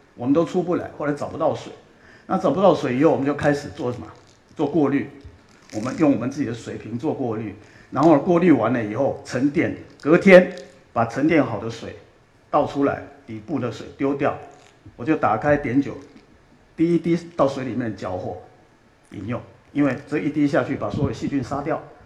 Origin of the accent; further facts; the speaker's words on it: Australia; also born or lived in Taiwan / Jiulongpo, Chongqing (ancestral); 我是台湾出生，六岁，呃，移民到，呃，澳洲，然后在澳洲长大，然后，呃，在澳洲当兵，啊，我在，呃，皇军的，呃，皇家的海军学院